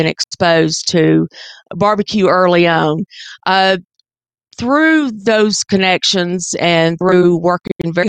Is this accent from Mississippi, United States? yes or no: yes; Mississippi Delta, United States; also born or lived in Atlanta, Georgia / Charlotte, North Carolina; now in Memphis, United States; I was born and raised in the Mississippi Delta.